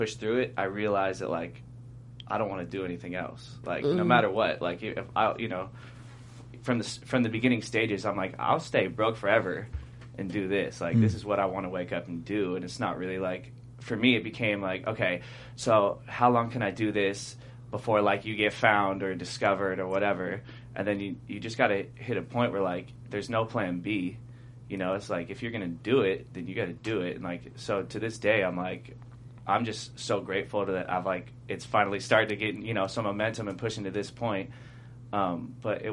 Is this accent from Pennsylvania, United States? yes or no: no; Long Beach, California, United States; I know everybody from Long Beach.